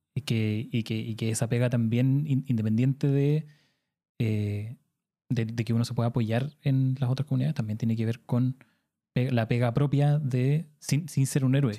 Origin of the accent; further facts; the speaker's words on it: Punta Arenas, Magallanes and Chilean Antarctica, Chile; yo soy de Punta Arenas